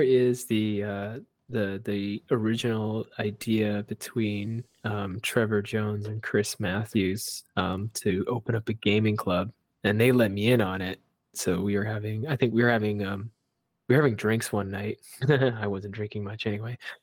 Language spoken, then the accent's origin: English; Vancouver, British Columbia, Canada; I grew up in Chinatown. all my childhood